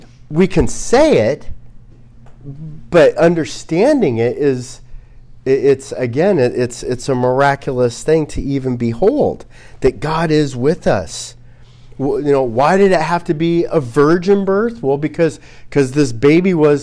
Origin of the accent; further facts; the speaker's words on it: United States; as an American